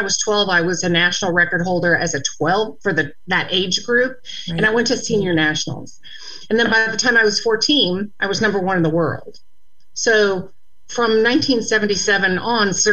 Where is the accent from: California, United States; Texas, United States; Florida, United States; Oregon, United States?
Florida, United States; Gainesville; also born or lived in Jacksonville, Florida; When I was 11, we moved from Gainesville, Florida, to Jacksonville, Florida, where it's just where I'm calling from right now.